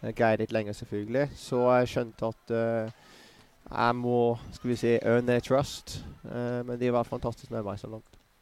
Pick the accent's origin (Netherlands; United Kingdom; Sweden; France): United Kingdom; Bournemouth, South West England; Norwegian is a second language; moved away; also born or lived in Kettering; Jeg vokste opp i Bournemouth, men jeg var født i Kettering